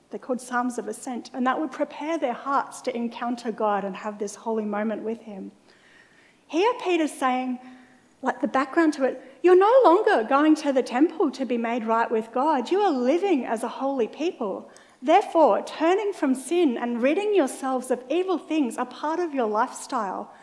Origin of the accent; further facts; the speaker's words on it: Mackay, Queensland, Australia; for a lot of my school years, I was growing up in Mackay in North Queensland.